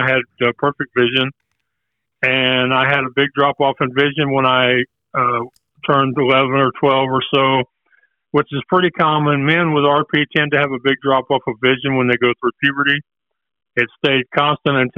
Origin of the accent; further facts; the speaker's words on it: Houston, Texas, United States; I'm from Houston, Texas